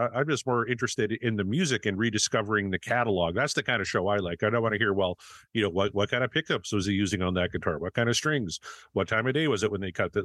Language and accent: English; Canada; I come from Canada, right? So I'm, I'm used to whiteout conditions